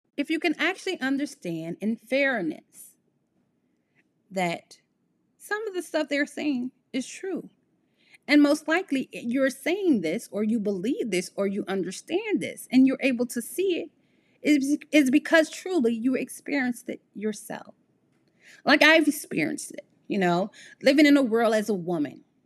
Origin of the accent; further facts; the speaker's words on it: Midwest of the United States, United States; I am from the Midwest of the United States.